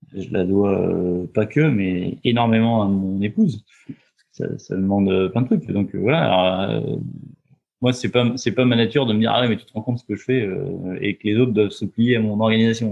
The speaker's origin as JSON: {"language": "French", "town": "Roanne", "region": "Auvergne-Rhône-Alpes", "country": "France", "tie": "born or raised there", "moved": "as an adult", "lives_now": "Loir-et-Cher, France", "said": "je suis, originaire de Rhône-Alpes, je suis né à Rouen, à côté de Saint-Étienne. Euh, j'ai vécu beaucoup de temps euh, en Rhône-Alpes, 25 ans"}